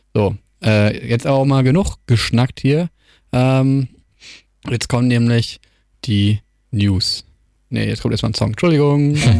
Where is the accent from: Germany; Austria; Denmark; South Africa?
Germany; moved away as an adult; now in Wilhelmshaven, Germany; ich komme ja aus der Nähe von Hamburg